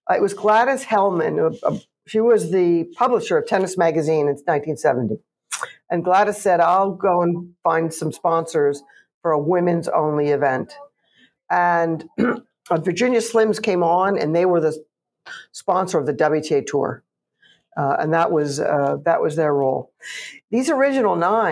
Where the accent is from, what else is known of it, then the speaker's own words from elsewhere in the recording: Canada; I'm Canadian